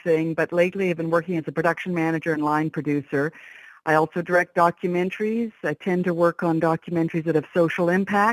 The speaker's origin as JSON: {"language": "English", "country": "Canada", "said": "I've worked mostly, well, my entire life as a Canadian in Canada in the film industry"}